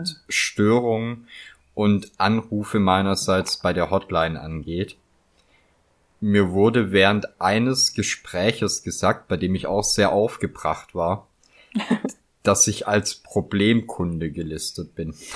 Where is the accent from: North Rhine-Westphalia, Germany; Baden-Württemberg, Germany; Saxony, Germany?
Baden-Württemberg, Germany; near Gaildorf / Poppenweiler; das ist ja so bei mir in der Nähe, wo ich aufgewachsen bin, und da gibt's halt so Orte wie Geildorf oder Poppenweiler